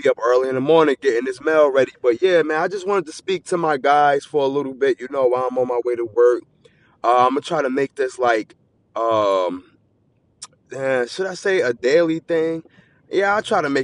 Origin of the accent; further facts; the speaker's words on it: New Jersey, United States; I'm from New Jersey.